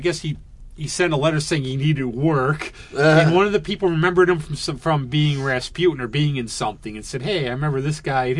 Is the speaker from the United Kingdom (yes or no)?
yes; Scotland, United Kingdom; Oh, I'm Scottish. It's good I can complain about things.